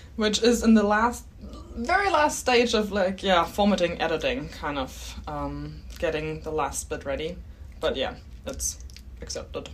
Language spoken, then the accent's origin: English; Germany; accent: German; English is a second language; moved away as an adult; also born or lived in Canada / Calgary, Canada; now in Australia; my accent is German.